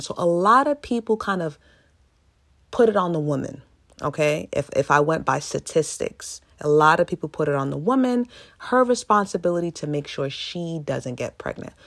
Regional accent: United States; I am African American

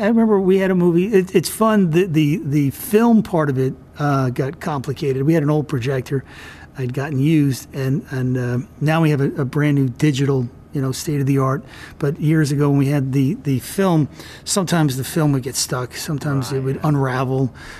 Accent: New York, United States; also born or lived in Commack; Long Island, New York. I was born in a town called Commack, and my dad was a pharmacist, and he got a job out on the North Fork at a hospital. And we moved out to the country, so I kind of grew up.

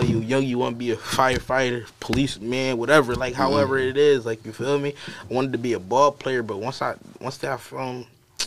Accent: Philadelphia, Pennsylvania, United States; I'm from North Philadelphia. I'm from Pentown Projects. Growing up in the projects

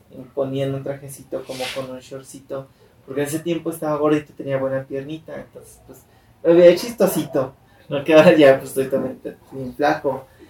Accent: Mexico; mis primos, todos como buena familia mexicana, casi todos vivíamos juntos

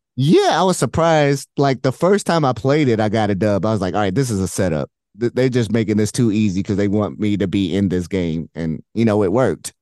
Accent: Indianapolis, Indiana, United States; moved away as an adult; also born or lived in Illinois / Michigan / Houston; I grew up in Indy

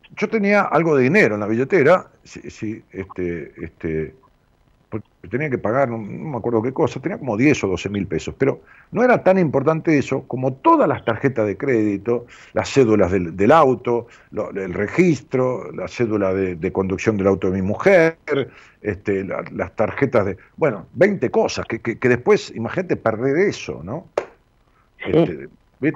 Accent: Ramos Mejía, Buenos Aires Province, Argentina; also born or lived in Haedo; me llevaron a Ramón Mejía y viví ahí toda mi vida

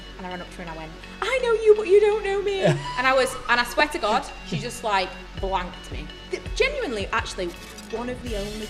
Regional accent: Doncaster, Yorkshire and the Humber, United Kingdom; Because I'm from Doncaster, and you must have found me somehow because I live in the area.

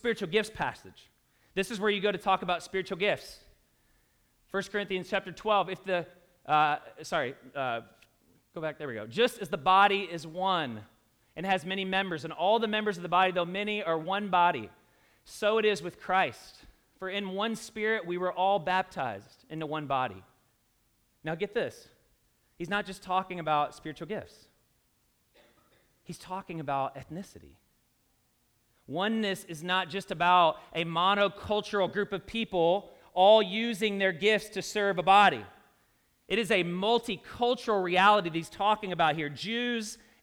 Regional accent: Louisville, Kentucky, United States; In my own home state, I'm a Kentuckian. So I grew up in Louisville, if you can't tell by my accent.

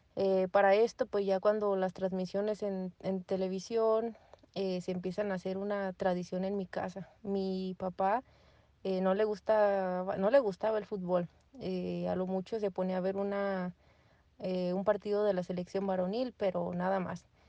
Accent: Guanajuato, Mexico; soy de Guanajuato

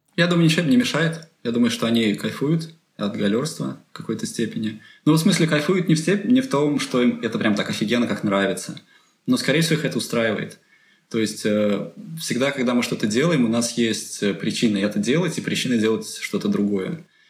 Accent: Penza, Penza Oblast, Russia; moved away as an adult; now in Delft, Netherlands; я из Пензы, э, это не очень большой город

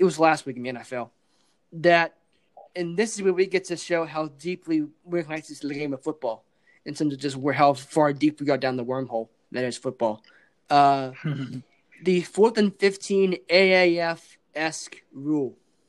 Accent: West Virginia, United States; Even though we are from West Virginia

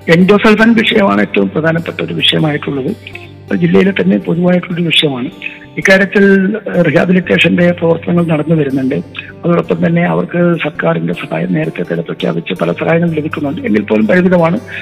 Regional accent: Uduma, Kerala, India; ഇപ്പോൾ എൻ്റെ സ്വന്തം നാടാണ് ഞാൻ ജനിച്ചത് വളർന്നത് പഠിച്ചത്

